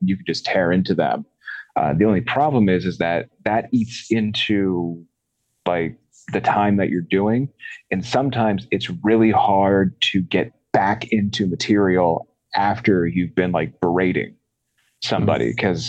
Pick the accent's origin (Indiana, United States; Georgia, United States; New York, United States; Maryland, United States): Maryland, United States; I live in Northeast PA. I'm actually originally from Maryland.